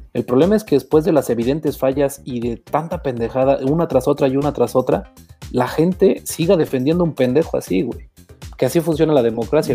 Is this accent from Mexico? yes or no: yes; Mexico; nosotros como mexicanos